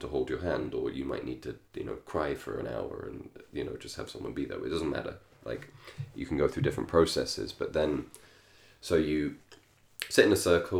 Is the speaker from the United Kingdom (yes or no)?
yes; England, United Kingdom; I grew up in England